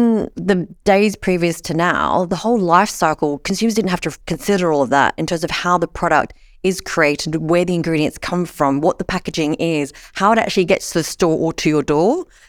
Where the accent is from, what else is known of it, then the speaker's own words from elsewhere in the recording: Sydney, New South Wales, Australia; because I come from Sydney, Australia.